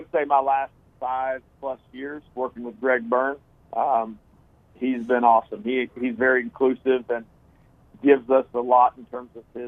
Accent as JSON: {"language": "English", "town": "Palatka", "region": "Florida", "country": "United States", "tie": "born or raised there", "moved": "as an adult", "lives_now": "Jonesboro, United States", "said": "I grew up in Northeast Florida in a small town called Palatka"}